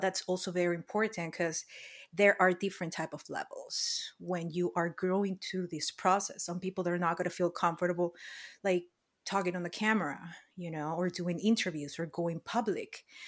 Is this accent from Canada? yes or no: no; Peru; moved away as an adult; now in Los Angeles, United States; born and raised in Peru